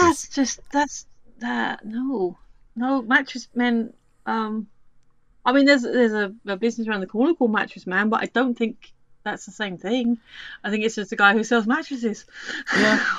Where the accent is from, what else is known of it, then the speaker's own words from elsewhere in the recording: United Kingdom; as a British person